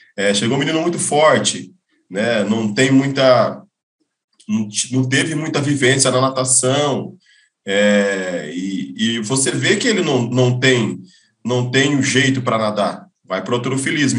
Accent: Novo Horizonte, São Paulo, Brazil; eu venho de Novo Horizonte, interior de São Paulo

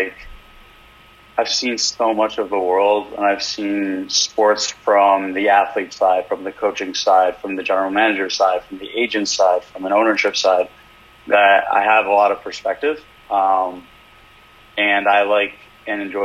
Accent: Cleveland, Ohio, United States; growing up in Cleveland

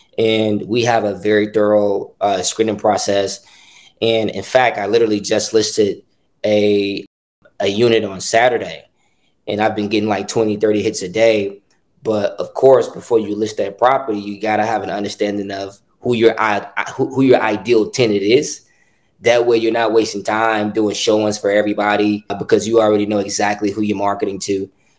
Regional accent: Chicago, Illinois, United States; I've grown up in Chicago my entire life. I'm born and raised south side Chicago, grew up on the far south side, very small community known as Roseland, and then ended up transitioning into Hyde Park, which is also south side Chicago, near University of Chicago

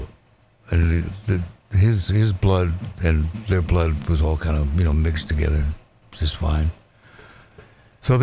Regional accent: Walla Walla, Washington, United States; my hometown of Walla Walla, Washington

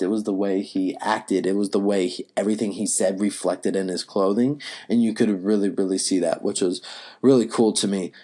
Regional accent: Asheboro, North Carolina, United States; moved away; also born or lived in Wilmington, North Carolina; I actually grew up in Ashboro, North Carolina

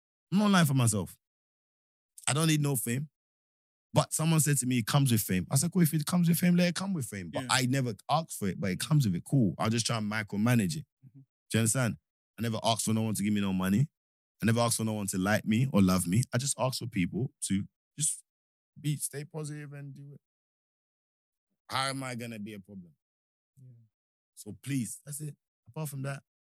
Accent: Nigeria; now in United Kingdom; I'm a Nigerian first before anything. British, yes

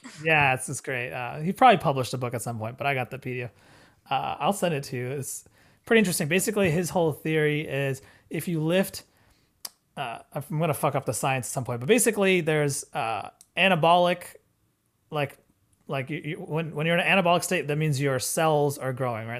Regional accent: India; we're Indian

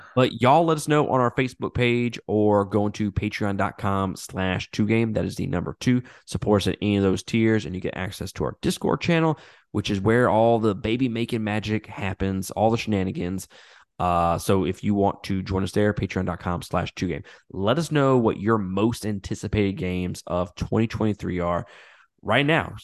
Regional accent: Mississippi, United States; I'm from Mississippi

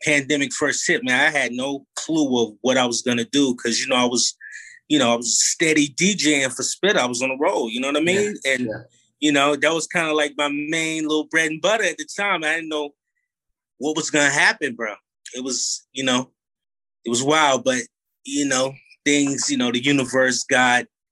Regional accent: North Carolina, United States; I'm originally from North Carolina

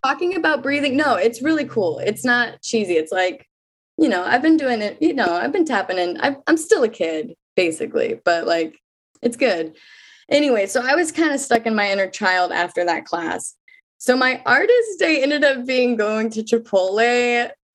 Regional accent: Kansas City, Missouri, United States; moved away as an adult; now in Brooklyn, United States; I'm in Brooklyn right now. I'm from Kansas City, Missouri

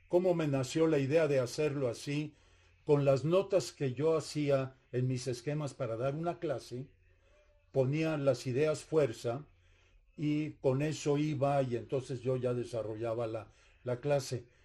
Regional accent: Mexico; yo soy, mexicano también

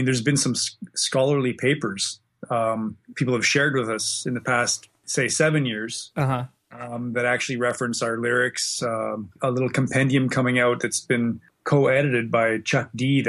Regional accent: Western Canada, Canada; also born or lived in Australia; now in Winnipeg, Canada; Generally, yeah. My dad was a fighter pilot in the Air Force. So we kind of moved around a lot. We spent a little bit of time in Australia in the 70s, but mostly I was in Western Canada.

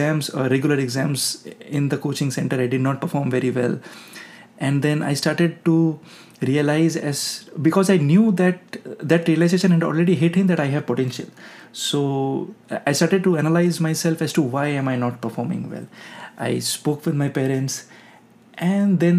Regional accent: West Bengal, India; moved away as an adult; also born or lived in Kota, Rajasthan / Jabalpur; now in Texas, United States; My home state is West Bengal

